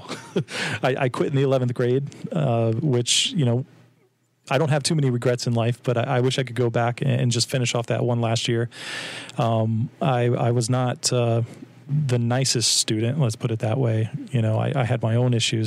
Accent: New Port Richey, Florida, United States; I grew up in Pasco County, Newport

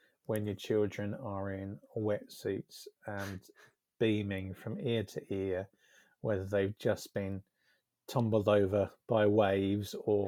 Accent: Essex, East of England, United Kingdom; moved away as an adult; now in Devon, United Kingdom; I was brought up in Essex

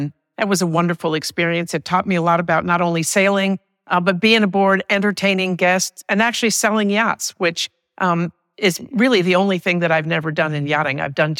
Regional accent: Paris, Île-de-France, France; now in United States; We moved back to the United States after I was raised in Paris. So a very fantastic experience.

